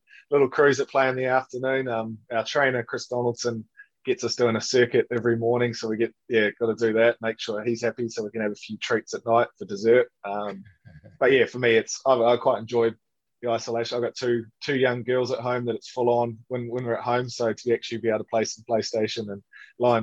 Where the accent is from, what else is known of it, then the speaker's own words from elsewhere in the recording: New Zealand; You get brought up, especially as a Kiwi boy, you get brought up to be an All Black in the winter and a black cap in the summer